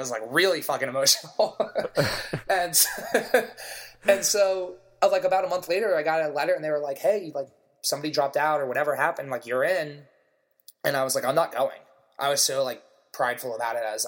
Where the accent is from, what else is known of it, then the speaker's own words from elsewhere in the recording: Maryland, United States; moved away as an adult; now in New York City, United States; I'm from Maryland. I could have gone to University of Maryland, where, like, half my high school or more went